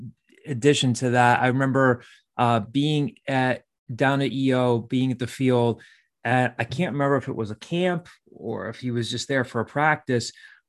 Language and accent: English; Downingtown, Pennsylvania, United States; where I'm from Downingtown